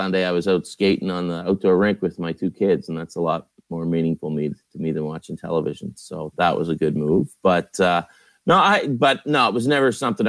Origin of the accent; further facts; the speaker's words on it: the Maritimes, Canada; moved away as an adult; also born or lived in Calgary; now in Toronto, Canada; growing up in the Maritimes, football wasn't a big thing.